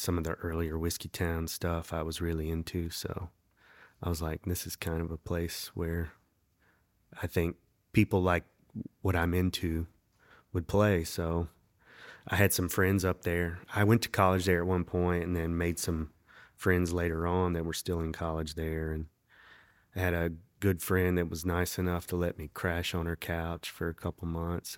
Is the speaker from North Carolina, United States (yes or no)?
yes; Winston-Salem, North Carolina, United States; also born or lived in Raleigh; Not originally. I was actually born in Winston-Salem